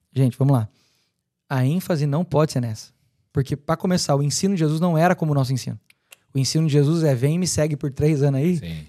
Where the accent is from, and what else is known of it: Brazil